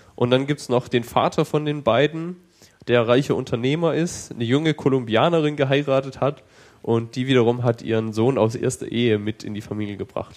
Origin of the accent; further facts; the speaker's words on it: Germany; als Deutscher